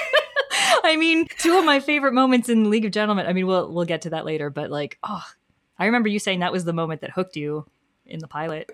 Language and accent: English; New York, United States; as a New Yorker